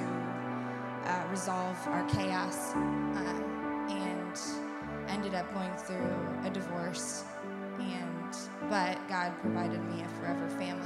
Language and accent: English; New York, United States; moved away as an adult; also born or lived in Syracuse; now in Tulsa, United States; I was born and raised in New York